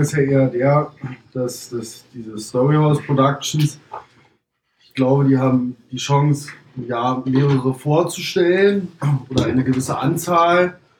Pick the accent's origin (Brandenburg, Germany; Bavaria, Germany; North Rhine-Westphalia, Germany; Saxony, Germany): Brandenburg, Germany; Potsdam; Bei uns in Brandenburg, in Potsdam